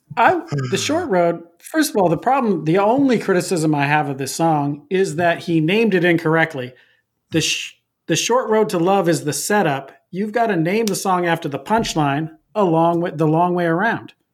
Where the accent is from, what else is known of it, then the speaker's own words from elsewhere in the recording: Pacific Northwest, United States; I'm from the Pacific Northwest